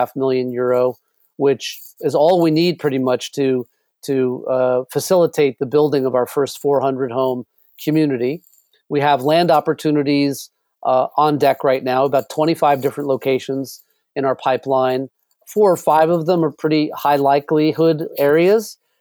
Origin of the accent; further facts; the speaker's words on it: New York City, New York, United States; I grew up in New York City